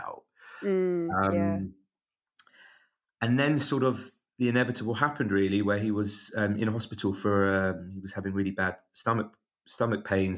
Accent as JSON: {"language": "English", "region": "London", "country": "United Kingdom", "said": "I'm from North London"}